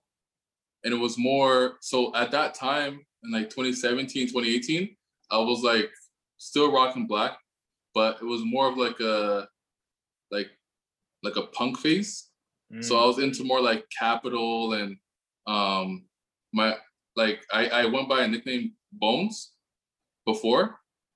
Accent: Richmond Hill, Ontario, Canada; moved away as an adult; now in Toronto, Canada; originally I'm from Richmond Hill

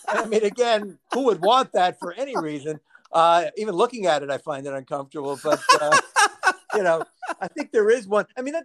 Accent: New York City, New York, United States; born or raised there

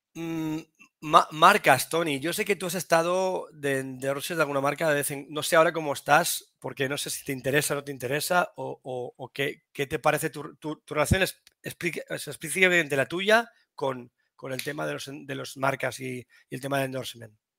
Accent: Toledo, Castilla-La Mancha, Spain; yo soy, toledano.

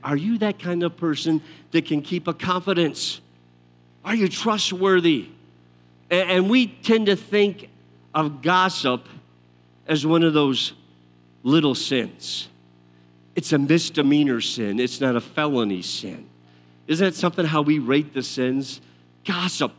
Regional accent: outside Detroit, Michigan, United States; I grew up outside Detroit, my family, a lot of them, my father worked for Ford Motor Company

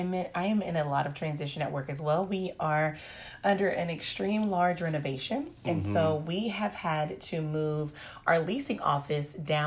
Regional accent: Indiana, United States; So I am from Indiana.

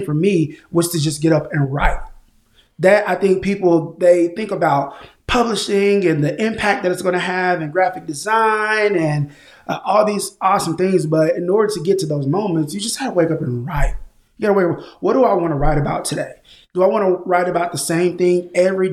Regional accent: Tulsa, Oklahoma, United States; now in Oklahoma City, United States; born and raised in Tulsa, Oklahoma, groomed into a man here in Oklahoma City. Been here for the last 20 years

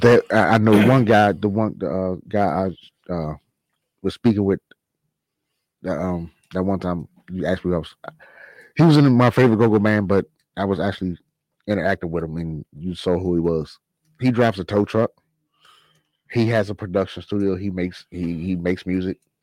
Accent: Washington, District of Columbia, United States; The genre of music I like from my hometown, DC.

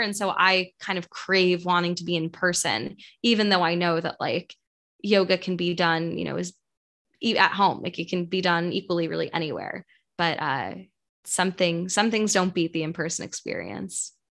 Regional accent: New York City, New York, United States; moved away as an adult; also born or lived in St. Louis; I am from New York, grew up in New York City

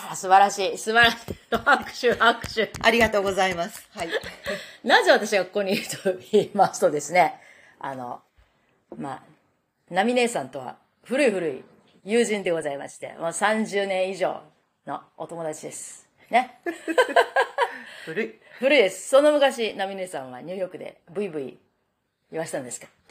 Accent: Japan; now in New York, United States; 日本人に生まれてよかった

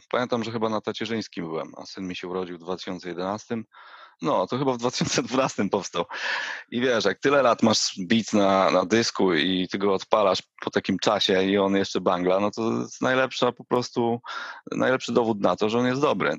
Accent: Jelenia Góra, Lower Silesian Voivodeship, Poland; Ja pochodzę z Jeleniej Góry

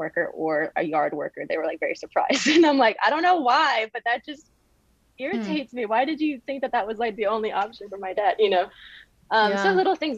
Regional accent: Jackson, Mississippi, United States; moved away as an adult; Jackson, Mississippi

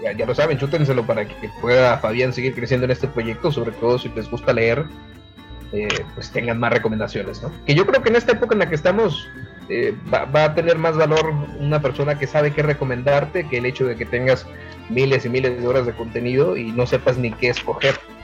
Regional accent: Ciudad Juárez, Chihuahua, Mexico; aquí como juarense, como buen chihuahuense

